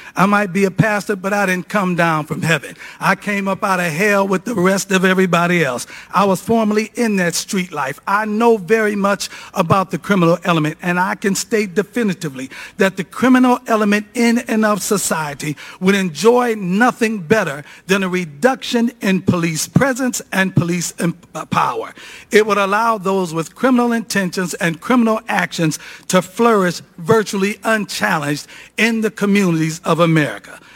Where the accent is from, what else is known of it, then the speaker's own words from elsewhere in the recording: Cleveland, Ohio, United States; The city of Cleveland, my hometown